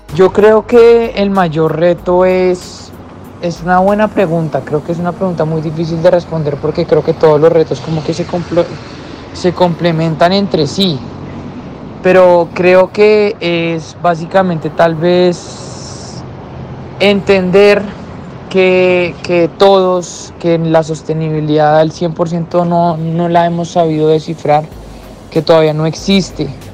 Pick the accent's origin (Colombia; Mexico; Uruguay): Colombia; nosotros como colombianos